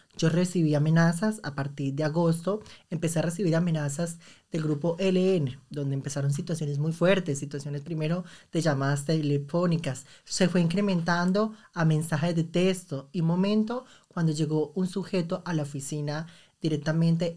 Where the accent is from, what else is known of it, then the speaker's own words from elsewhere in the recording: Arauca, Colombia; moved away as an adult; also born or lived in Bogotá; now in Munich, Germany; soy una mujer llanera del llano campo, del departamento de Arauca